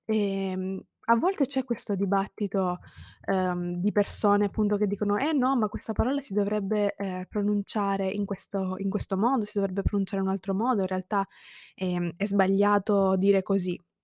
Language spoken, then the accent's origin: Italian; Italy; io sono italiana